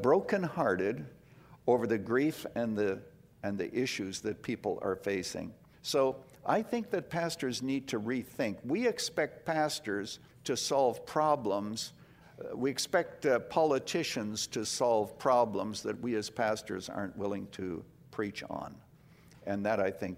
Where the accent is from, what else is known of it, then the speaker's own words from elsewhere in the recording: Canada; now in United States; I was born in Canada